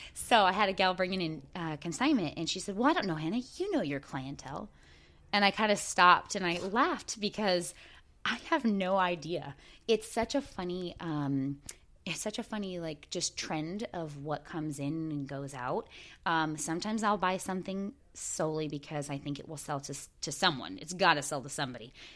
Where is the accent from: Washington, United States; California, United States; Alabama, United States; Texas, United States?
Washington, United States; Port Angeles; the town that I was raised